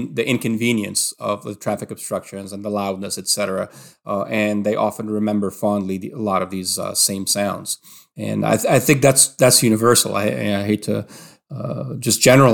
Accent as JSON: {"language": "English", "region": "Alexandria Governorate", "country": "Egypt", "tie": "born or raised there", "said": "growing up in Alexandria"}